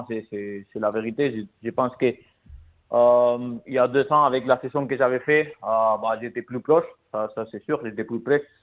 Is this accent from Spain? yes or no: yes; Spain; French is a second language; Bah non, mais quand on est espagnol, c'est bah